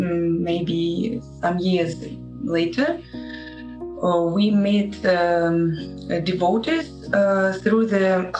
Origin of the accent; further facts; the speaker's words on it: Saint Petersburg, Russia; English is a second language; We are from St. Petersburg.